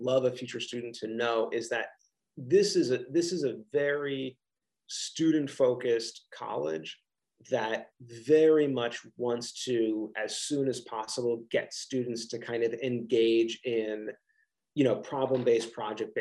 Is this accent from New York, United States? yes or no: no; Philadelphia region, Pennsylvania, United States; I have this wonderful accent, that I'm from the Philadelphia region